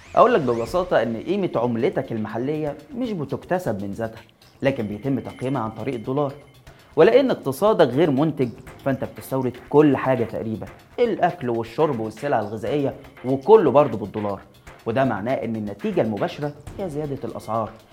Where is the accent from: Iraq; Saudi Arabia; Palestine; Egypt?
Egypt; علينا كمصريين